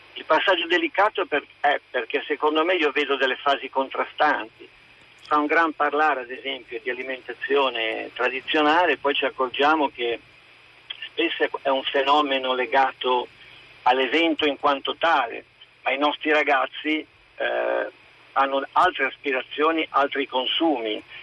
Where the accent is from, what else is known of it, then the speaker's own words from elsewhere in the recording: Cerreto Alpi, Emilia-Romagna, Italy; Nel mio paese, Cerreto Alpi